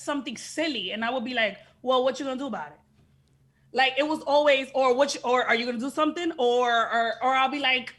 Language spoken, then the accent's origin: English; Miami Gardens, Florida, United States; Miami's where I'm from Carroll City